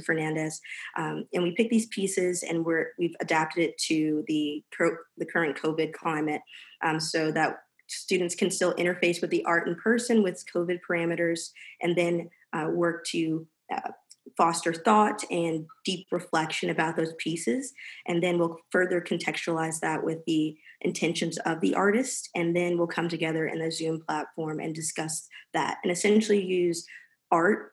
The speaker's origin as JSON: {"language": "English", "town": "Fayetteville", "region": "North Carolina", "country": "United States", "tie": "born or raised there", "also_born_or_lived": "Research Triangle, North Carolina", "said": "I'm from Fayetteville, North Carolina."}